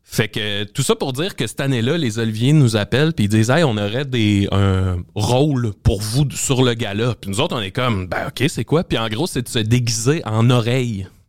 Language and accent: French; Salaberry-de-Valleyfield, Quebec, Canada; je viens de Valleyfield puis euh, secondaire 1 à 12 ans je suis dans un cours d'anglais